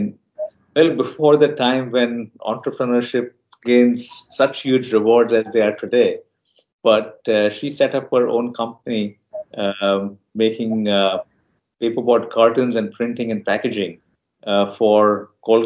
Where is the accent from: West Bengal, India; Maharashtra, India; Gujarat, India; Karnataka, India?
Maharashtra, India; Mumbai; moved away as an adult; also born or lived in United States; So growing up in Bombay was a lot of fun. I grew up in Bandra and Juhu.